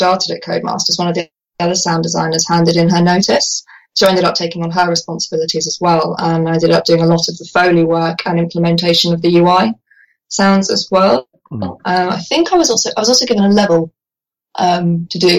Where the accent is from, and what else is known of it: Guildford, South East England, United Kingdom; born or raised there